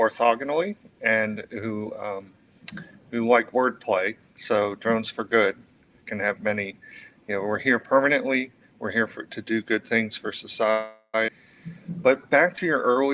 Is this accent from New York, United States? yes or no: no; Fort Myers, Florida, United States; growing up in Florida